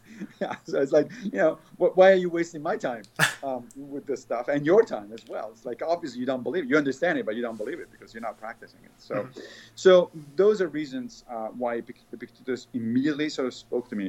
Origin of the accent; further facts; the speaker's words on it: Rome, Lazio, Italy; when I was a kid, I grew up in the Catholic in Rome, and I grew up in the Catholic Church